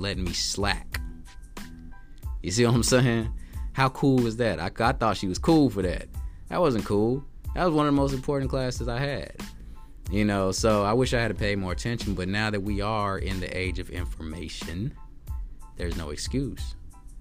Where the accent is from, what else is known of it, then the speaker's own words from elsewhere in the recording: Texas, United States; I'm from Texas